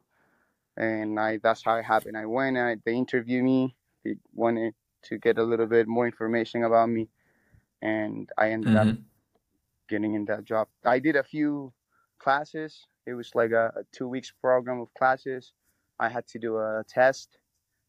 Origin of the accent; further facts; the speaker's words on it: Chile; moved away as an adult; now in United States; I'm from Chile